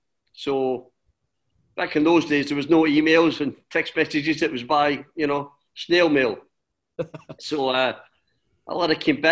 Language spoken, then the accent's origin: English; Adelaide, South Australia, Australia; accent: Scottish; also born or lived in Glasgow, Scotland; my mum was from Liverpool, my dad was from Glasgow, so it was a good mix. And I was born in Glasgow. We moved to Australia when I was 6 years old and grew up in Australia.